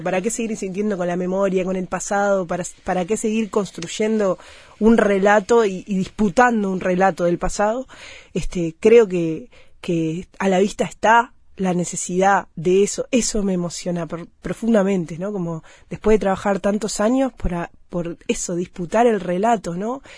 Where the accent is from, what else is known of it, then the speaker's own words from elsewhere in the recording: Uruguay; las mujeres de mi país